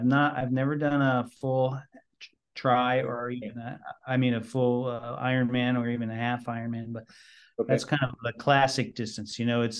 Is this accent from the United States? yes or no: yes; San Francisco, California, United States; born there; I took my dad with me because I was born in San Francisco.